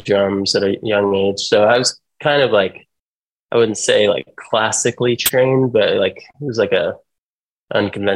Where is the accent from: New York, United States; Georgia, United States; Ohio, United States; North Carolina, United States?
Ohio, United States; Toledo; also born or lived in Colorado / San Francisco; I was born in Toledo Hospital and was here until I was 18